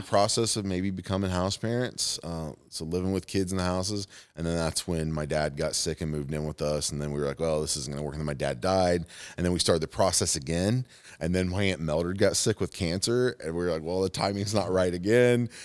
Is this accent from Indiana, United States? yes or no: yes; Fort Wayne, Indiana, United States; moved away; Fort Wayne's my hometown.